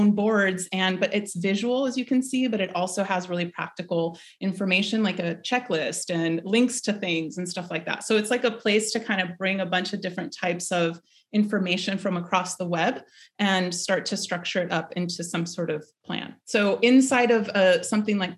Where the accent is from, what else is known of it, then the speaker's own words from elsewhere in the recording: Peru; Peru, my home country